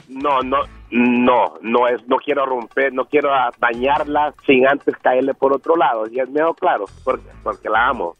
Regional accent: El Salvador; now in California, United States; soy salvadoreño

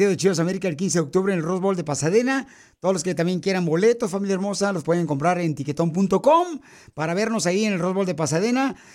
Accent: Oaxaca, Mexico; now in Los Angeles, United States; porque aquí venimos de Oaxaca a Los Ángeles, Estados Unidos

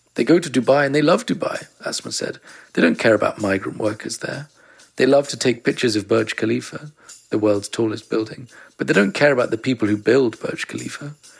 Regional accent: London, United Kingdom; I'm English. I grew up in London.

